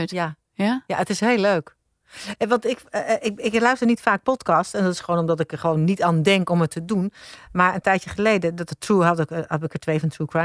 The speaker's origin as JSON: {"language": "Dutch", "town": "Gouda", "region": "South Holland", "country": "Netherlands", "tie": "born there", "said": "ik ben in Gouda geboren. Ik ben er niet opgegroeid verder. Maar ik ben in het ziekenhuis daar geboren."}